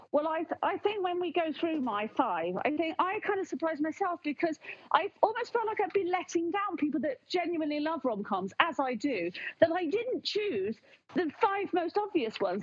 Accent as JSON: {"language": "English", "country": "United Kingdom"}